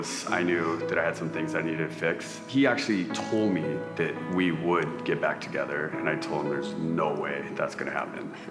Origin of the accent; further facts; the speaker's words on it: Southern California, United States; I grew up in Southern California